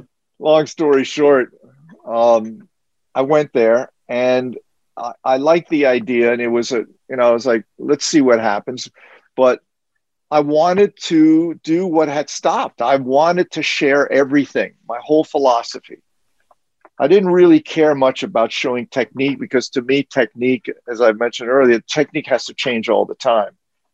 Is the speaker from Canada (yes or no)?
no; France; English is a second language; I spoke French, although he wrote it in English, but you know, I grew up in France, so I was still fluent in French.